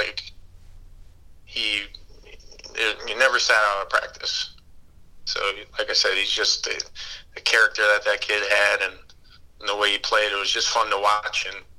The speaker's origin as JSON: {"language": "English", "region": "East Coast", "country": "United States", "said": "But yeah, I mean, I'm from the East Coast"}